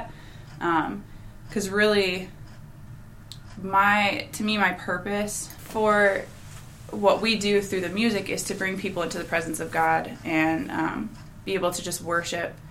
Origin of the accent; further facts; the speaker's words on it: Hudsonville, Michigan, United States; I grew up in the Hudsonville area, so I'm familiar with Holland, Grand Rapids, all that area